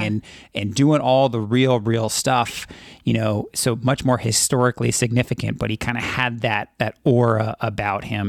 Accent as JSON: {"language": "English", "region": "California", "country": "United States", "tie": "born or raised there", "said": "growing up in California"}